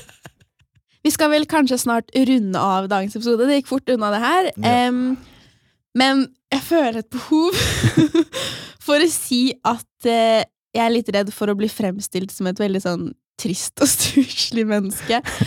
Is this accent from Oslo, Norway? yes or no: no; Asker, Akershus, Norway; moved away; min aller beste venninne hjemme i Asker.